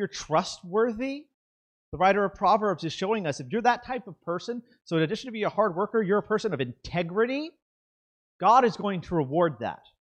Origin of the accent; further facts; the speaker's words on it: the South, United States; I'm from the South. We say this sort of thing.